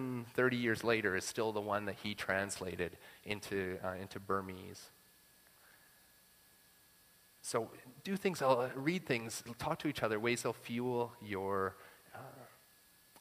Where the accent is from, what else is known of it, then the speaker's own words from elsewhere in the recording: Saskatchewan, Canada; I'm from Saskatchewan